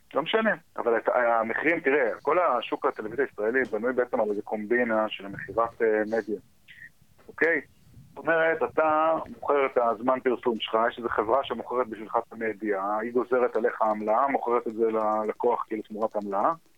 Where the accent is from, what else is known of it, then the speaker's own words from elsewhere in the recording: United States; now in Israel; אני כאילו גדלתי בארצות הברית, אז הרבה מה... הרבה מהווייב שלי הגיע משם בתור ילד